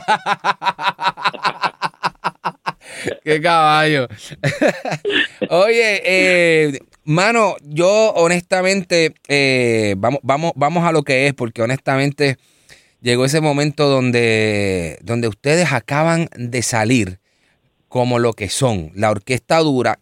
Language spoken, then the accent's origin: Spanish; Bayamón, Puerto Rico; moved away; Yo vengo de Bayamón.